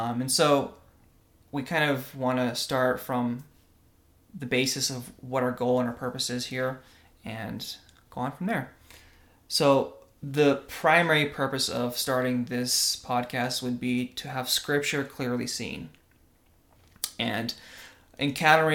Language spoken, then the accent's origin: English; Russia; now in United States; I was born in Russia.